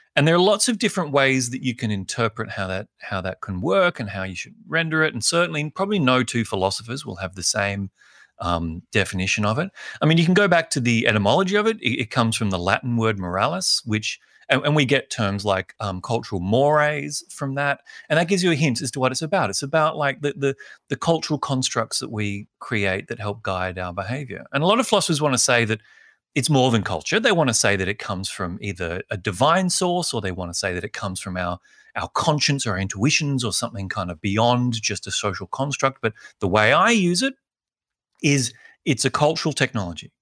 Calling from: Sydney, New South Wales, Australia; calling in from Sydney

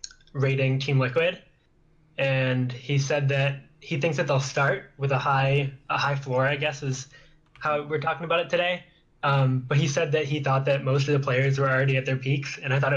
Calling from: Urbana, Illinois, United States; I'm from Urbana, Illinois.

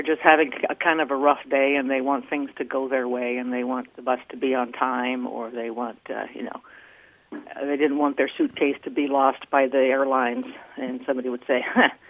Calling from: Twin Hills, Alaska, United States; I am calling from Twin Hills, Alaska.

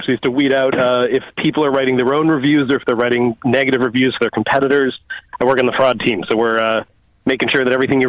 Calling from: Brookline, Massachusetts, United States; I'm calling from Conan O'Brien's hometown of Brookline, Massachusetts.

